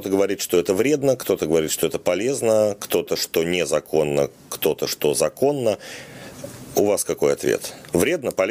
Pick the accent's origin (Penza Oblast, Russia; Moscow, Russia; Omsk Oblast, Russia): Moscow, Russia; Это я вам как москвич скажу.